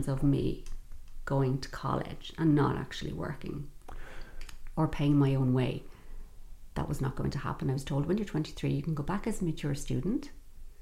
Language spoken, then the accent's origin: English; Dublin, Leinster, Ireland; I'm from Dublin City and I'm from the north side of Dublin